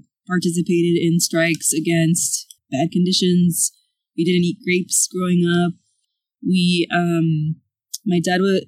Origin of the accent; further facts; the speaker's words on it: Chicago, Illinois, United States; now in Houston, United States; we grew up in the South Side, like in the Back of the Yards neighborhood